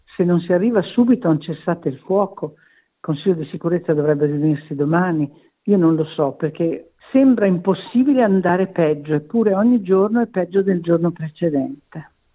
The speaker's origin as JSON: {"language": "Italian", "town": "Verona", "region": "Veneto", "country": "Italy", "said": "io sono di Verona"}